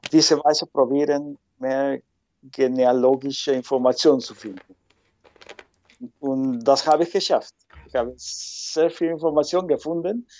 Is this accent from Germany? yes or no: no; Lima, Peru; first language Spanish; German is a second language; moved away as an adult; now in Netherlands; ich komme ursprünglich aus Lima, die Hauptstadt äh, von Peru.